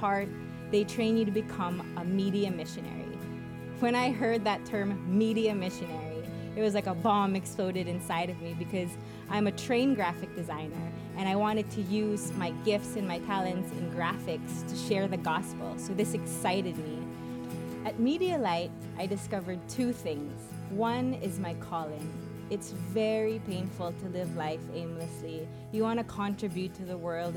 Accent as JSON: {"language": "English", "country": "Philippines", "said": "I'm from the Philippines."}